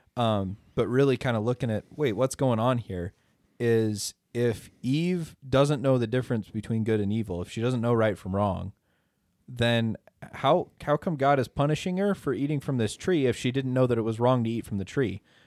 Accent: Idaho, United States; I'm from Idaho

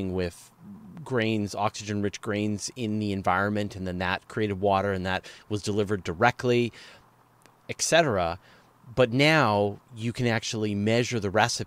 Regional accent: Canada; as a Canadian

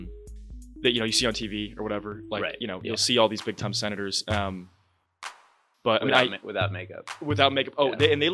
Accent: Washington, District of Columbia, United States; also born or lived in Houston / Florida; So I was originally from Houston, and then I grew up mostly in Washington, D.C.

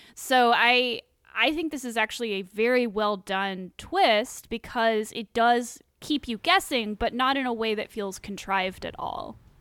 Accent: England, United Kingdom; I as an English person

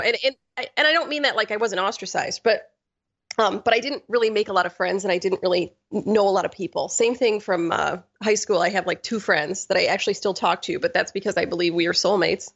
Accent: Ortonville, Michigan, United States; I grew up in Ortonville, which is barely a town.

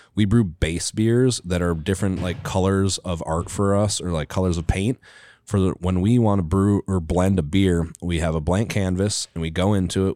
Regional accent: Wisconsin, United States; now in Minnesota, United States; I grew up in Wisconsin

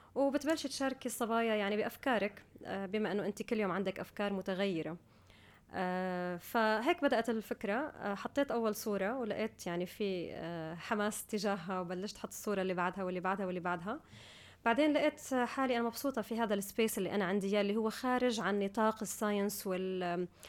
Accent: United Arab Emirates; also born or lived in Syria / Guildford, United Kingdom; كنت بالامارات من كان عمري سنتين فانا بالنسبه لي يعني ربيت في الامارات درست في الامارات عايشه في الامارات

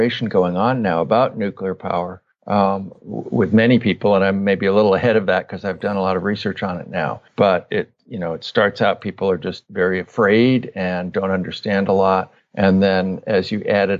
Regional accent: Northern California, United States; So I grew up in Northern California in the 1970s, 60s and 70s.

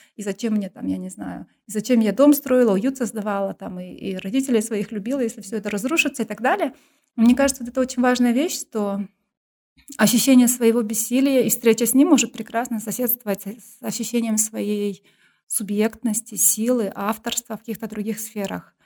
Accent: Kyrgyzstan; also born or lived in England; я там, городская кыргызка, которая училась в русскоязычной школе

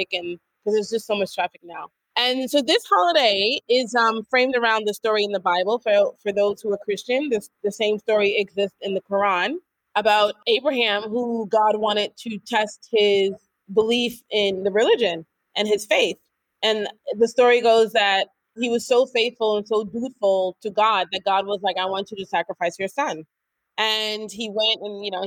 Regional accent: New York, United States; moved away as an adult; now in Senegal; born and raised in New York, haven't known anything else other than New York

